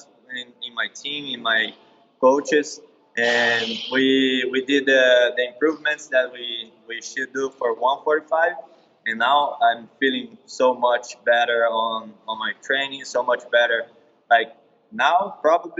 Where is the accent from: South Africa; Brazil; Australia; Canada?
Brazil; moved away as an adult; also born or lived in California / Florida; now in United States; I started in Brazil, and yeah, I was training in my hometown